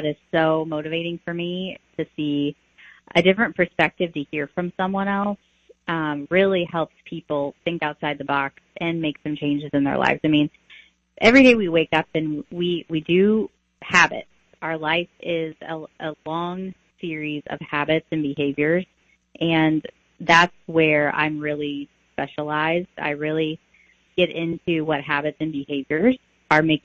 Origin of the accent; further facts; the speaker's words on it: Taylorville, Illinois, United States; I grew up in Taylorville, Illinois. So that's my hometown